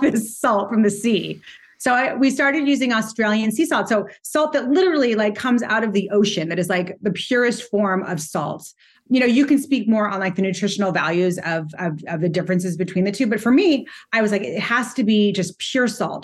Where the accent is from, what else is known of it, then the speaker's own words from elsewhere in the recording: Montecito, California, United States; now in New York City, United States; I grew up in Montecito